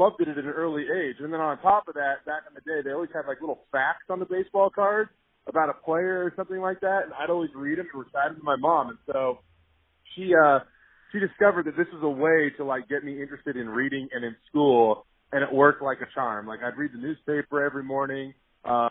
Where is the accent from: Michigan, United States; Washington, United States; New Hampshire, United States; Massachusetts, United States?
Washington, United States; Tacoma; moved away as an adult; I grew up in the Tacoma area, up in Washington, born and raised up there